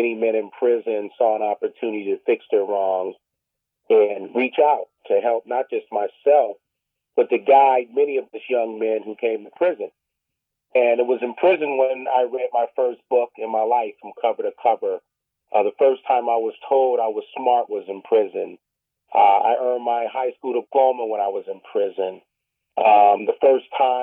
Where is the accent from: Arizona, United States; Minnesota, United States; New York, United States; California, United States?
California, United States; also born or lived in San Diego, California / Los Angeles, California; growing up in Southeast San Diego and South Central Los Angeles